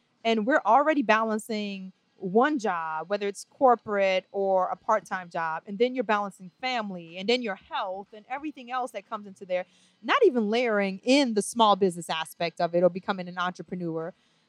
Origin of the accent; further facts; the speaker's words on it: New Orleans, Louisiana, United States; moved away as an adult; also born or lived in Trinidad and Tobago; now in Atlanta, United States; We were just avid lovers of all types of music growing up in New Orleans.